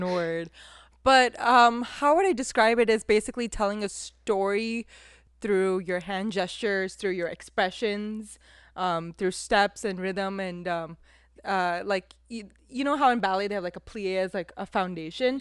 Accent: California, United States; also born or lived in India; I'm from Cali

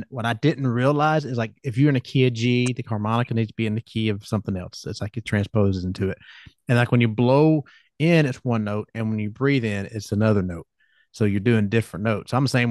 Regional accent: Georgia, United States; accent: Southern; I'm from Georgia

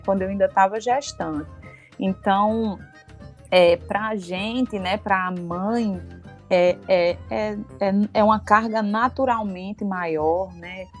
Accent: Rio Grande do Norte, Brazil; also born or lived in Minas Gerais; Passei no concurso e vim, pra, voltei para minha terra

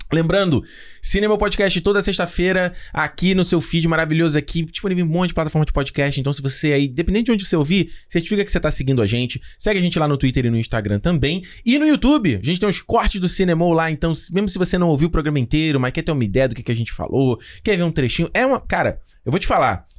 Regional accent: Brazil; now in Canada; como brasileiro

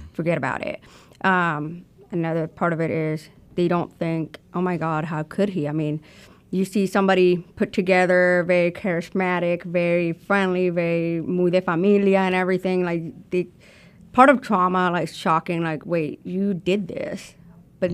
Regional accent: Houston, Texas, United States; also born or lived in Colombia; now in Arkansas, United States; I was born in Houston, Texas

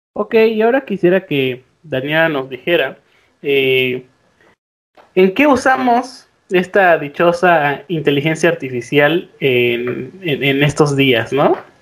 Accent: Mexico; nosotros como mexicanos

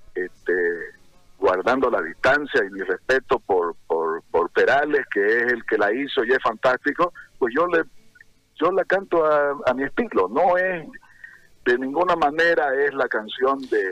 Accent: Santa Cruz, Bolivia; las cosas bonitas que tiene nuestro nuestro Santa Cruz

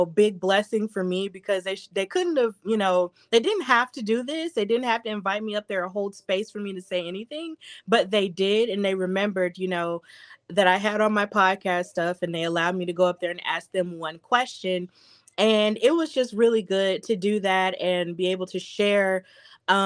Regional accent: Birmingham, Alabama, United States; Birmingham, my hometown

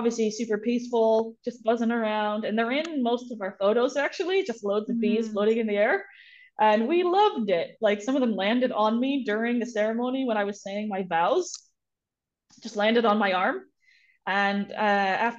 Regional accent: United States; moved away as an adult; also born or lived in Pennsylvania / New York; now in New Zealand; I grew up in Pennsylvania and New York State, which are landlocked states, in kind of like farmland areas

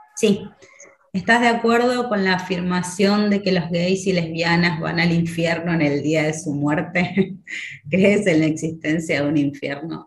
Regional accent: Argentina; soy de Argentina. Vivo en la ciudad de Buenos Aires.

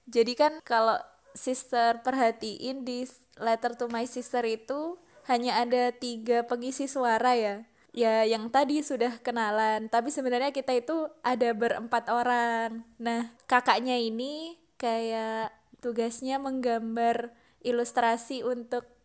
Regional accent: Makale, South Sulawesi, Indonesia; kakaknya dari sama kayak aku dari Makale Tanah Toraja

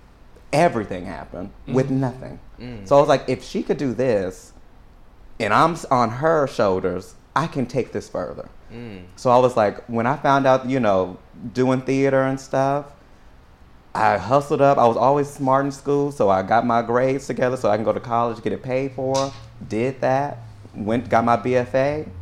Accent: San Antonio, Texas, United States; So, honey, I come from there. I was raised east side San Antonio in the hood, you know.

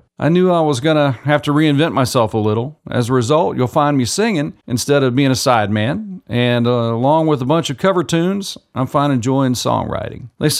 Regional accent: Buckeye Lake, Ohio, United States; from Buckeye Lake, your hometown DJ on T100.3 HD.

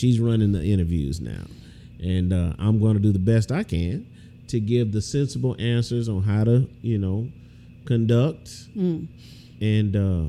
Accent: Houston, Texas, United States; moved away; I'm from Houston.

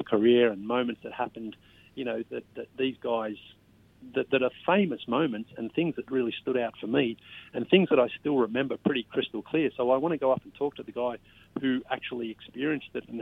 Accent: Sunbury, Victoria, Australia; moved away as an adult; now in United States; I'm actually from Australia and, you know, I'm not from Canada

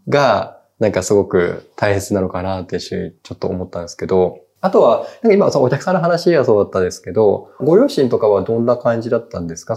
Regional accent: Kagoshima, Japan; moved away; 僕は鹿児島出身なので、なんか鹿児島にいた時

